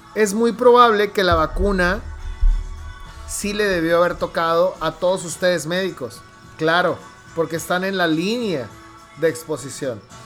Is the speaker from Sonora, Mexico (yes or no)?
yes; Hermosillo, Sonora, Mexico; yo nací en Hermosillo